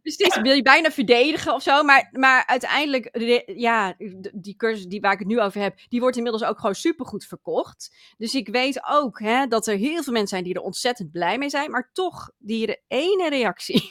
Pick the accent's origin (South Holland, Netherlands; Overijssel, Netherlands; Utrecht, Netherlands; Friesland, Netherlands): Friesland, Netherlands; ik kom uit Friesland.